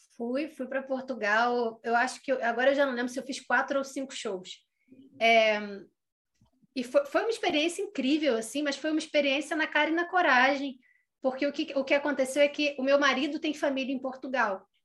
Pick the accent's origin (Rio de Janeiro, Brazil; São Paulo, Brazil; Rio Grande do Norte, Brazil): Rio de Janeiro, Brazil; Nova Friburgo; Eu sou de Nova Friburgo, que é onde eu estou agora